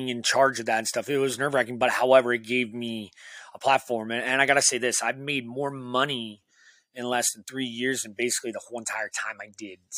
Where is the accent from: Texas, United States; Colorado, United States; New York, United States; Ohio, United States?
Ohio, United States; Sebring; I run a venue called the Oregon Pub in my hometown of Sebring, Ohio